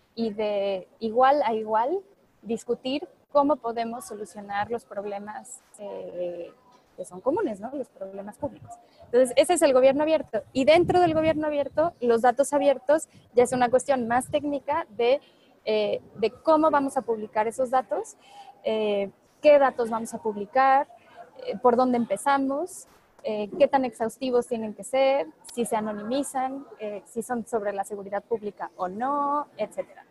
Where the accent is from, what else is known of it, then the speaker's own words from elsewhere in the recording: Puebla, Mexico; also born or lived in Paris; orgullosamente mexicana, orgullosamente poblana